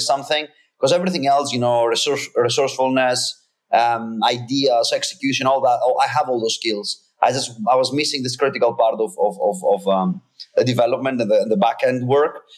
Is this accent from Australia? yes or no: no; Greece; English is a second language; now in United States; I'm, I'm from Greece originally. Um, I live in the US.